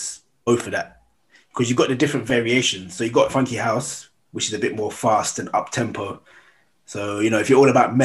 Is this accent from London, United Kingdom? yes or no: yes; London, United Kingdom; moved away as an adult; now in Gloucester, United Kingdom; I was raised in South London